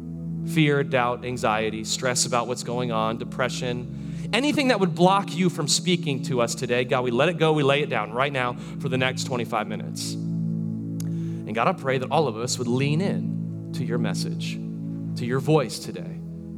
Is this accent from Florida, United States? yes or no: yes; Florida, United States; I'm from Florida, born and raised